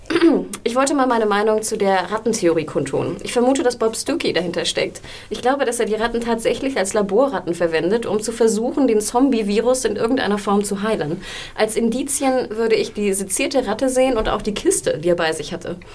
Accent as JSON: {"language": "German", "region": "Hamburg", "country": "Germany", "tie": "born or raised there", "said": "von dem lieben Dennis aus Hamburg, aus meiner Heimat."}